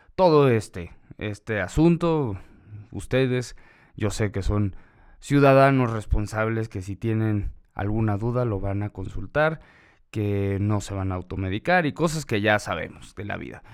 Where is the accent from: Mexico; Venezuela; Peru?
Mexico; esa es nuestra responsabilidad como ciudadanos, como mexicanos